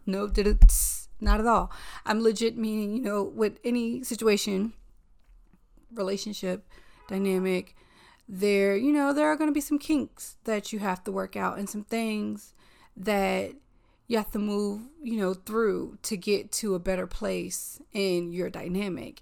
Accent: the South, United States; now in New York, United States; I'm a Southerner.

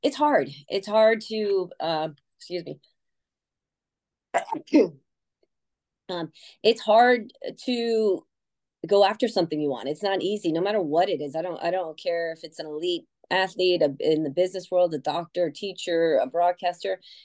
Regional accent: Connecticut, United States; moved away; I grew up in Connecticut

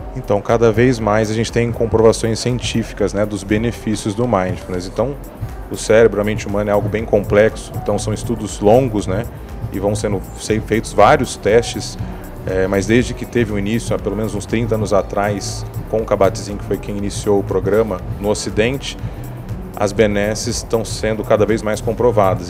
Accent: Araçatuba, São Paulo, Brazil; moved away as an adult; now in São Paulo, Brazil; Eu sou do interior aqui de São Paulo, sou de Araçatuba

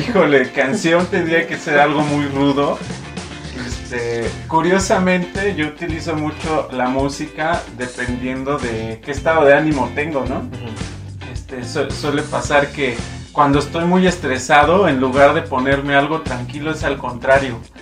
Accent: Mexico; nuestro país

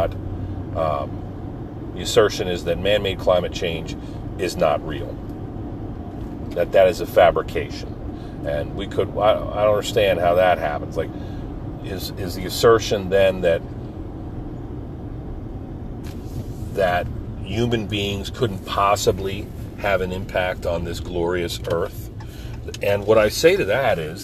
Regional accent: Pine Barrens of New Jersey, United States; My hometown in the Pine Barrens of New Jersey was dirt roads and pine trees

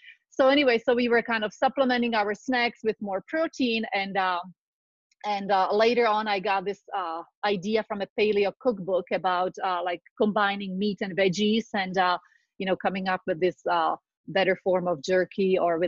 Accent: Czechia; born there; So I was born in Czechoslovakia during deep communism, just starting on a light note. But what I want to say that I come from farming families.

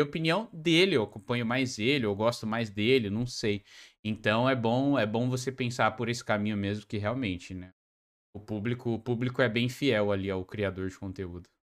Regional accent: Joinville, Santa Catarina, Brazil; eu sou de Joinville

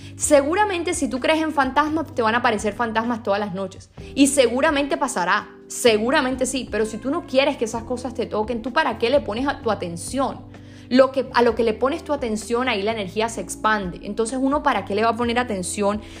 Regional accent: Sincelejo, Sucre, Colombia; yo por ejemplo nací en Cincelejo

